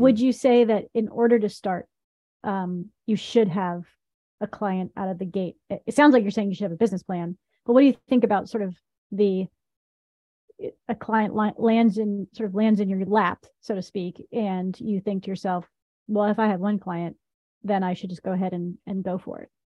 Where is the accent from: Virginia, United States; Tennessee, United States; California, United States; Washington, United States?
Tennessee, United States; I was raised in Tennessee